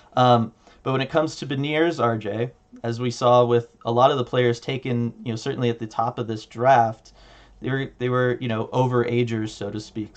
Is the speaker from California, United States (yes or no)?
yes; Southern California, United States; you and I grew up in Southern California